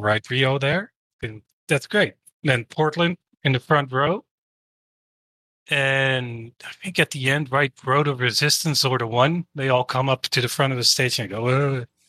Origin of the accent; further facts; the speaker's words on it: Netherlands; I'm from the Netherlands